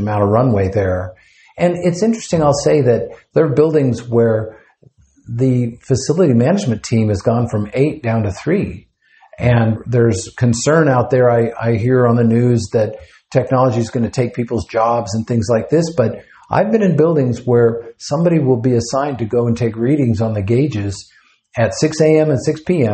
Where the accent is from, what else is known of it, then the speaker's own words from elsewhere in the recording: Fort Worth, Texas, United States; I'm actually from Fort Worth